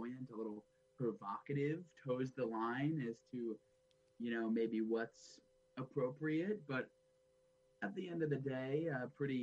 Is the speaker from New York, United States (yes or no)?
yes; Long Island, New York, United States; I'm from Long Island originally